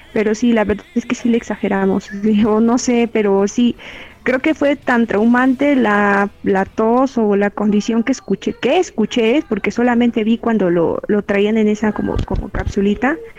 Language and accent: Spanish; Mexico; also born or lived in Chimalhuacán, State of Mexico; en mi país